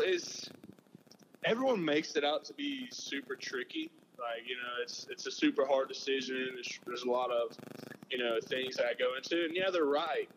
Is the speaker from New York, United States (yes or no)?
no; Selma, Alabama, United States; I grew up in Selma